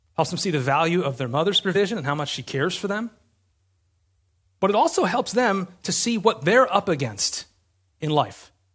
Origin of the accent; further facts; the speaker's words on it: United States; We're American